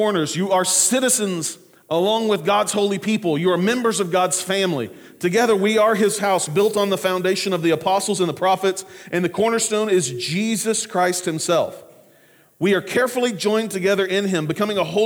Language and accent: English; Clinton, Oklahoma, United States; moved away; I grew up in Clinton